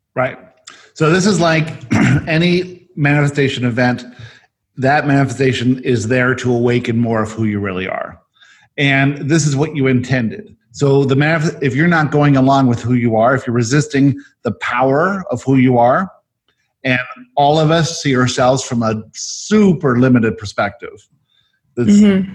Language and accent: English; South Africa; I was born in South Africa